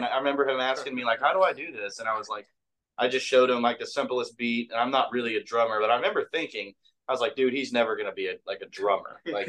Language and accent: English; Oklahoma City, Oklahoma, United States; I'm from Oklahoma City, and Jeff is from Oklahoma City.